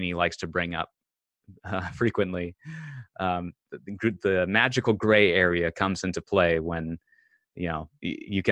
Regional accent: Bemidji, Minnesota, United States; now in Los Angeles, United States; That's where I moved to LA from, Bemidji, Minnesota. We actually grew up just outside of Bemidji, Jody

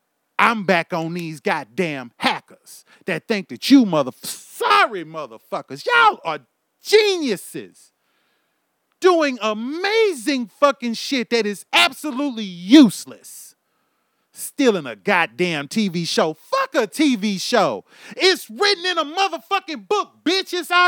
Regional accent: Houston, Texas, United States; also born or lived in Louisiana; now in Oklahoma, United States; I was born and bred in Houston, Texas. I was also raised in Louisiana. I was also raised and have lived in Oklahoma for the last 11 years.

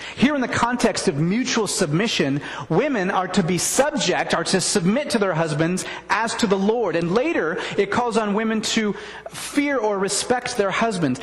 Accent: the Northwest, Pacific Northwest, United States; I'm from the Northwest.

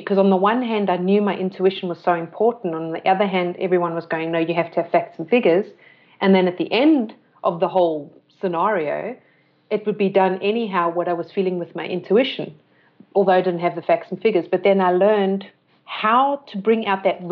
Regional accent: South Africa; moved away as an adult; also born or lived in London / Austria; growing up in South Africa

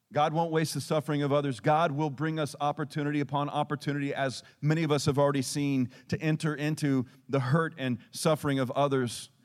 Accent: Texas, United States; we're Texan.

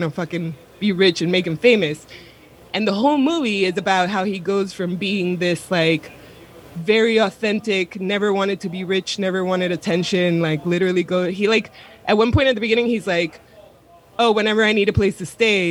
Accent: Florida, United States; I'm from Florida

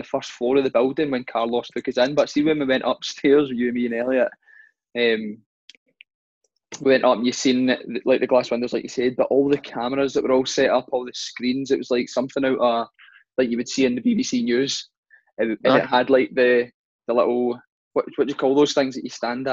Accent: Scotland, United Kingdom; our accent

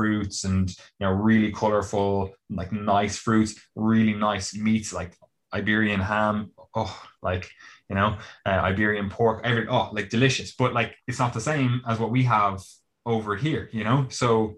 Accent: Dublin, Leinster, Ireland; moved away as an adult; now in London, United Kingdom; I grew up in Dublin

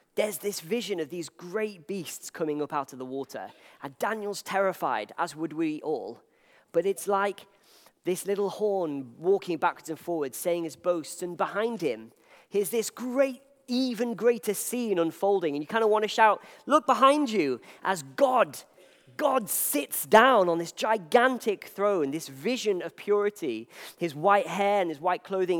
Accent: Wales, United Kingdom; I'm from Wales

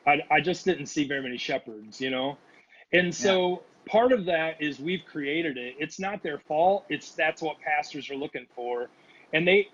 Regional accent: Indiana, United States; moved away as an adult; also born or lived in Missouri / Kansas City, Missouri / Rapid City, South Dakota; now in Nashville, United States; I grew up in Indiana

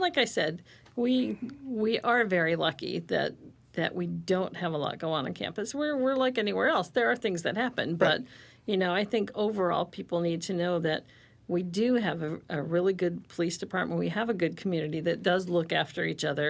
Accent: Ohio, United States; moved away; I grew up in Ohio

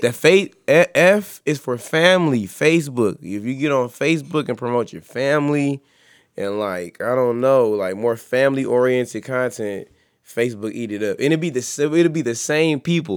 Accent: East Cleveland, Ohio, United States; I'm from East Cleveland.

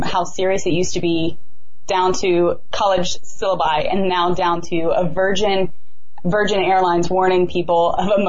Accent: the South, United States; I'm from the South

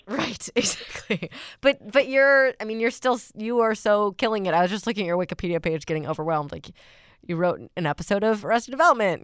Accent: Chicago suburbs, Illinois, United States; I grew up in the Chicago suburbs

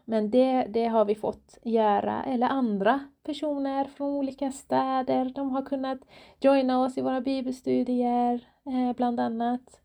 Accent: Iran; now in Borås, Sweden; jag är själv iranier, född och uppvuxen i Iran

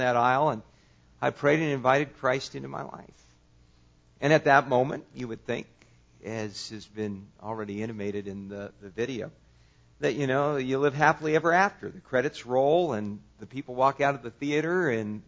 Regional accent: California, United States; I grew up in California.

